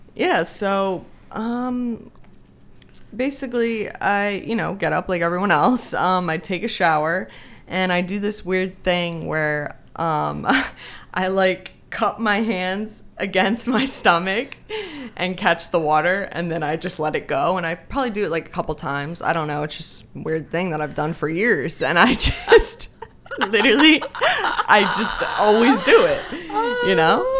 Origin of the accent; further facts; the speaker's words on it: Pennsylvania, United States; also born or lived in Denmark; we've been here ever since. And I currently live in Sellersville